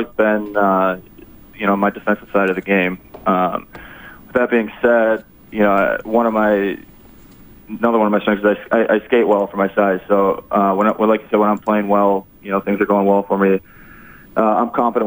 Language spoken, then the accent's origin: English; Upper Peninsula of Michigan, United States; born and raised in the Upper Peninsula of Michigan